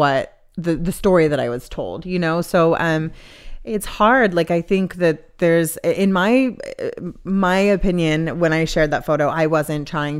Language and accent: English; the South, United States; because I grew up in the Bible Belt